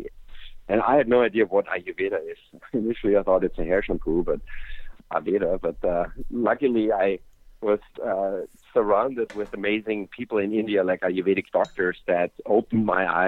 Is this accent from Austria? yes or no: yes; Austria; I grew up in Austria, a little country in Europe